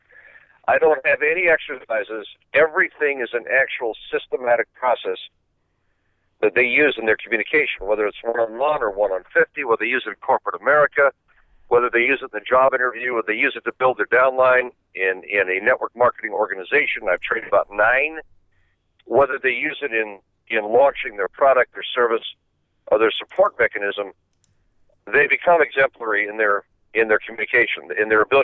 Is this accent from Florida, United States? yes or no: yes; Miami Beach, Florida, United States; I'm from Miami Beach.